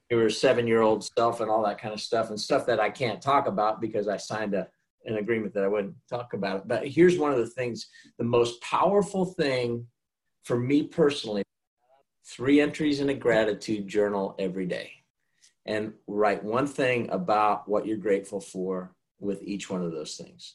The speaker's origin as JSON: {"language": "English", "region": "Kansas", "country": "United States", "tie": "born or raised there", "also_born_or_lived": "Cleveland, Ohio", "moved": "yes", "lives_now": "Charlotte, United States", "said": "Charlotte's just home to me, even though I was raised in Kansas."}